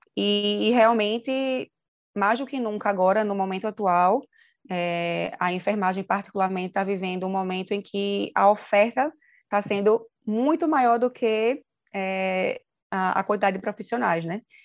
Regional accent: Recife, Pernambuco, Brazil; moved away as an adult; now in São Paulo, Brazil; eu sou nasci em Recife, mas agora estou morando em São Paulo

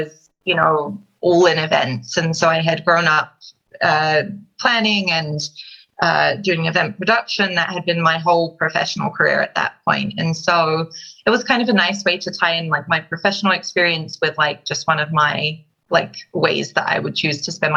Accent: London, United Kingdom; moved away as an adult; now in United States; I'm originally from London, London, England, and I moved to the US in 2009

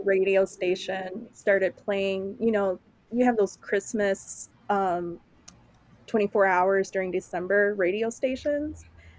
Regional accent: Chicago, Illinois, United States; I am from Chicago.

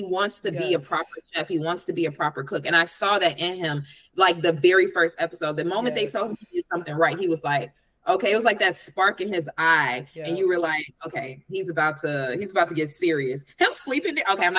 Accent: Chicago, Illinois, United States; I'm very judgmental as a Chicagoan

